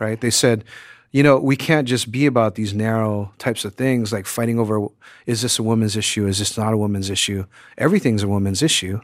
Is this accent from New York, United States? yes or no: no; Hawaii, United States; moved away; reggae in the Caribbean, you know, which I grew up with in Hawaii